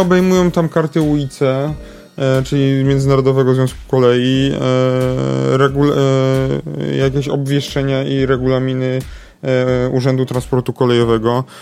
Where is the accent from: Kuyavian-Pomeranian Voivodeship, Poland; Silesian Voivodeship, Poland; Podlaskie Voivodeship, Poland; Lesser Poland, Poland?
Lesser Poland, Poland; Kraków; my to krakusy jesteśmy